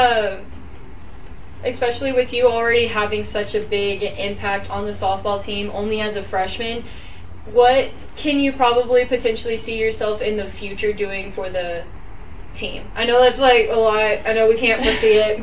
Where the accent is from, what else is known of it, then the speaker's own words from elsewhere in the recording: Houston, Texas, United States; moved away; I'm from Texas, so this is my first time ever living in snow